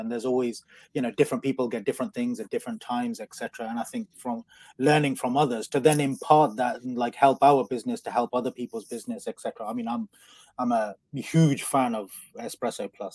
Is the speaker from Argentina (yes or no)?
no; Coventry, West Midlands, United Kingdom; I'm from, uh, I'm from Coventry, so, which is like the Las Vegas of the Midlands